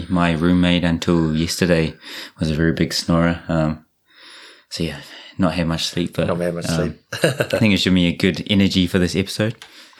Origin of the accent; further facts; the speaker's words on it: Rotorua, Bay of Plenty, New Zealand; moved away as an adult; now in Japan; I'm from Rotorua.